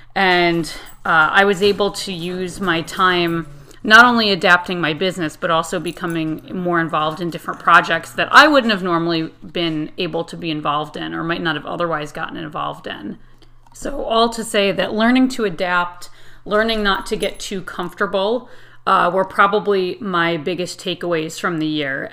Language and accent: English; Connecticut, United States; I am from Connecticut in the United States